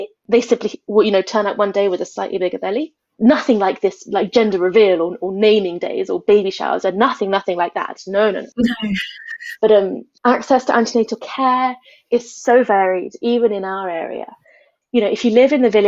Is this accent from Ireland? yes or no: no; United Kingdom; moved away as an adult; now in Ethiopia; as a British midwife